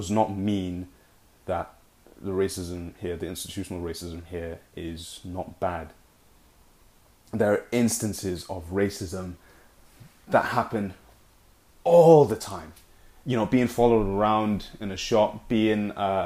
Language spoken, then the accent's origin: English; Nigeria; now in United Kingdom; I'm Nigerian, a very proud Nigerian